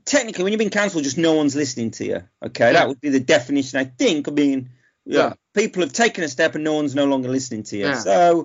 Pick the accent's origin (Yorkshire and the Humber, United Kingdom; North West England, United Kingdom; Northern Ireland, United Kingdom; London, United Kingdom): North West England, United Kingdom; Manchester; I'm from the Jewish faith. So I was brought up on buns and bagels